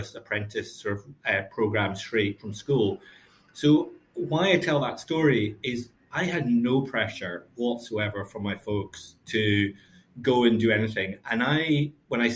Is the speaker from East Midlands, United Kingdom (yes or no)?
no; Glasgow, Scotland, United Kingdom; also born or lived in Lanarkshire / Stirling / Cambridge / London; now in Glasgow, United Kingdom; I was brought up in Glasgow. My parents moved out to Lanarkshire and then to Stirling.